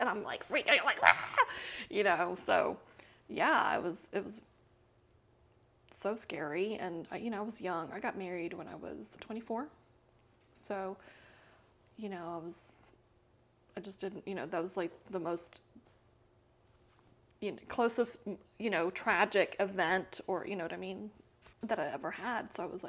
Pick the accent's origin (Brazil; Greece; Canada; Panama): Panama; moved away as an adult; also born or lived in Costa Rica; now in United States; I was born and raised in Central America. I don't know if you know that. I'm half Costa Rican. I was born in Costa Rica, raised in Panama. I'm military brat.